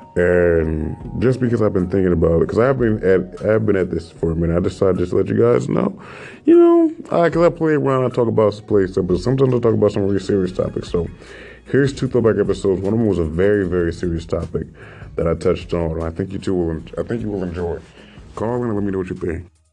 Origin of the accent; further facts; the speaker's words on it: California, United States; I grew up in Northern California slash Central slash Southern California